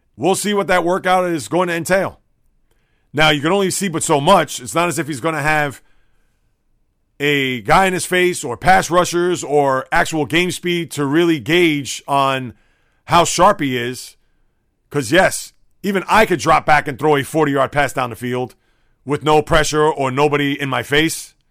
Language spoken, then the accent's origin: English; New York City, New York, United States; when I was a boy, growing up in the Bronx